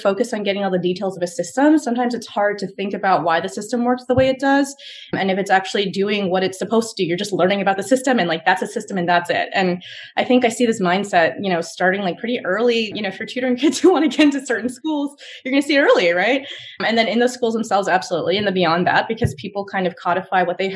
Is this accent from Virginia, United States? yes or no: yes; Virginia, United States; moved away as an adult; now in New York, United States; I was from Nova, but I hadn't grown up there. I'd grown up a little further south.